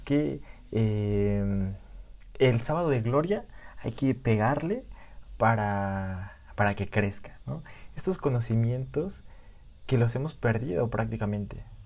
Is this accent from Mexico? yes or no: yes; Mexico; soy mexicano y que viva México.